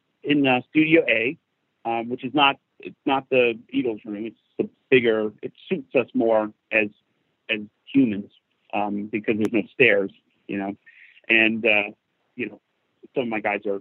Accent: United States; me being an American

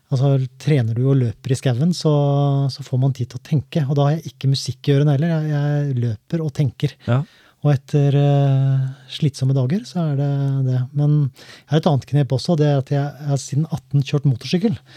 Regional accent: Skien, Telemark, Norway; Jeg er jo fra Gulset

